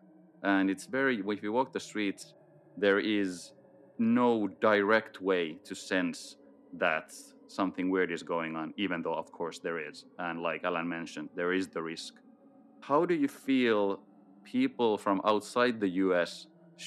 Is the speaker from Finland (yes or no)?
yes; Finland; I'm from Finland, based in Helsinki